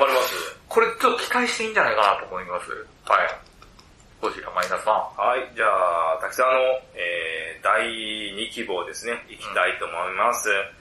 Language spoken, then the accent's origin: Japanese; Chiba, Japan; 僕は千葉出身なんで